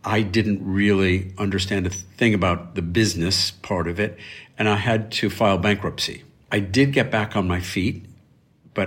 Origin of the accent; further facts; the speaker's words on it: Elmira, New York, United States; my hometown of Elmira, New York